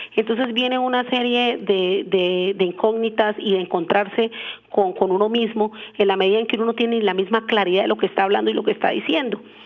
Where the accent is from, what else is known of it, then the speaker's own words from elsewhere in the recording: Colombia; somos colombianos